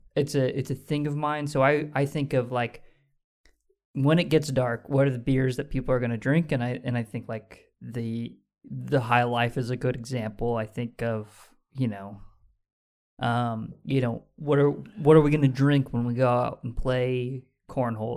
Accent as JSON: {"language": "English", "country": "United States", "said": "we're American."}